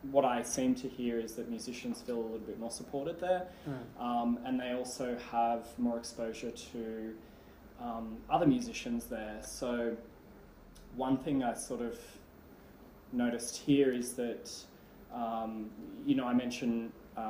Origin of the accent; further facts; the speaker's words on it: Sydney, New South Wales, Australia; also born or lived in Canberra; I grew up in the Sutherland Shire in Sydney, and then when I was 18, I moved to Canberra, where I stayed for 13 years